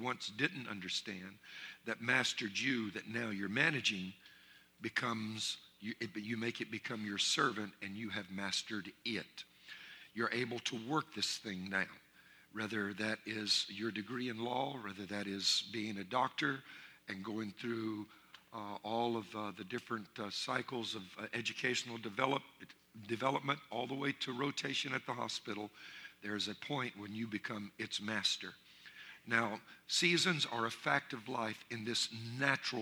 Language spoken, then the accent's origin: English; Louisiana, United States; I'm from Louisiana, and I'm Cajun